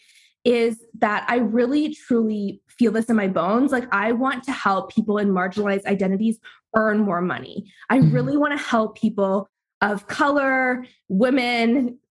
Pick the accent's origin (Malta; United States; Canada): Canada; I'm Canadian